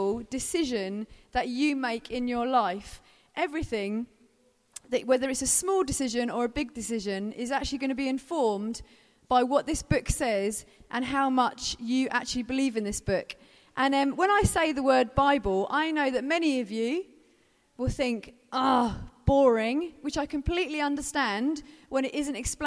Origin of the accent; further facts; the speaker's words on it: Brighton, South East England, United Kingdom; I'm from Brighton